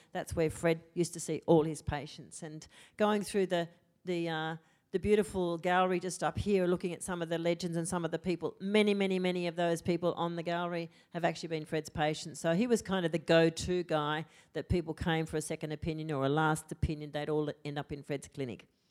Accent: Australia; first language English; an Australian student who'd been educated here

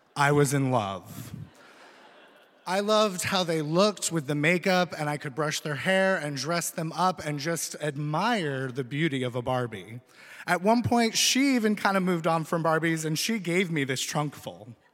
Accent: Vermont, United States; moved away; also born or lived in Philadelphia; growing up in Vermont, you're around a lot of apples.

